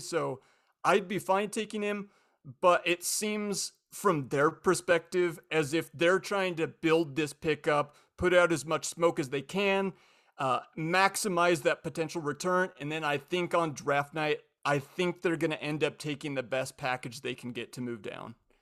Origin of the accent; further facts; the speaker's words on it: Spokane, Washington, United States; I grew up in Spokane